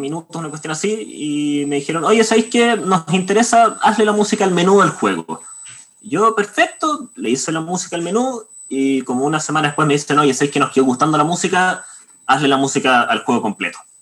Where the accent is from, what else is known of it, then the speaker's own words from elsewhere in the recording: Santiago, Santiago Metropolitan Region, Chile; soy de aquí de Santiago de Chile